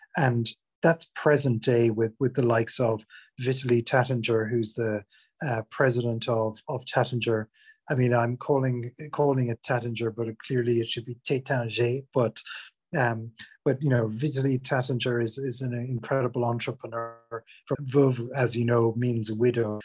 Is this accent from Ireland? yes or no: yes; Ireland; moved away as an adult; now in England; I'm from Ireland originally, but have been living in, in England uh, for over 20 years, basically since I, I left college